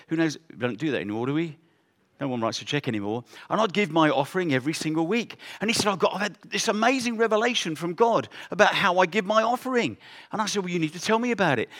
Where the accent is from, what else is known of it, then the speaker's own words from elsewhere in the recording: England, United Kingdom; moved away as an adult; also born or lived in South Africa; We're from England, but we went to South Africa.